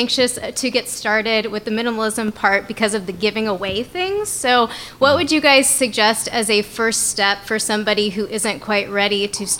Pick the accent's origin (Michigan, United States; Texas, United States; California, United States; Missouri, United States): California, United States; Santa Barbara; moved away as an adult; now in San Diego, United States; I am from Santa Barbara, but I've lived in San Diego for about 8 years now